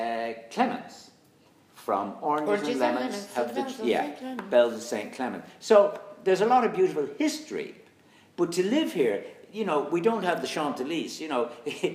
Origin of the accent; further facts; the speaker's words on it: Senegal; I'm originally from Senegal, but I look Irish.